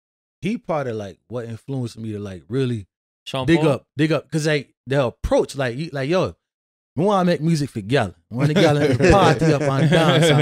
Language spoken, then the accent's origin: English; Hartford, Connecticut, United States; growing up in Hartford